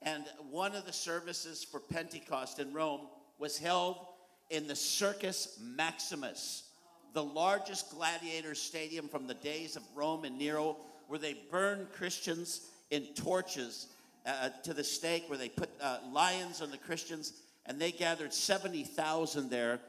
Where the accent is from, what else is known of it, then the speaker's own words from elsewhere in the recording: Kelowna, British Columbia, Canada; I come from the Okanagan Valley in British Columbia, Canada, 4 hours east drive of Vancouver, because no one in the world knows even how to say Kelowna.